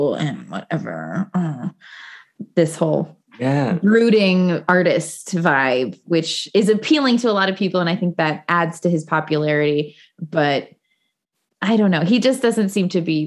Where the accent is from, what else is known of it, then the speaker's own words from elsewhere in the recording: Bloomington, Indiana, United States; In my hometown, Bloomington